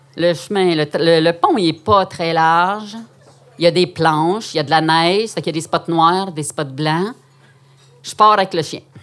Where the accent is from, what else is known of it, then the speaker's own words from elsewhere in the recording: Quebec, Canada; also born or lived in Outaouais; une fille timide, québécoise